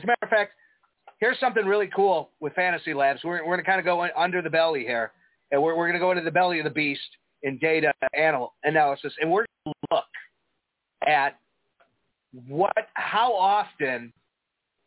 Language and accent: English; Chicago, Illinois, United States; accent: Chicago; I'm from Chicago